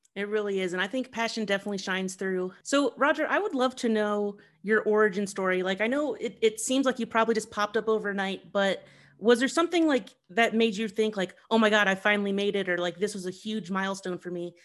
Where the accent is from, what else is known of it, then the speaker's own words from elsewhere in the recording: Columbus, Ohio, United States; moved away; also born or lived in New York; I'm from Columbus, Ohio